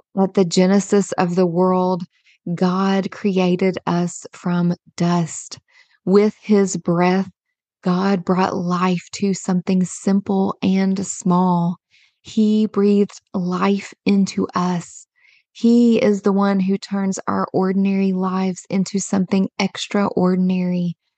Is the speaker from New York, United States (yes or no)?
no; Kentucky, United States; I was born and raised in a small rural Kentucky town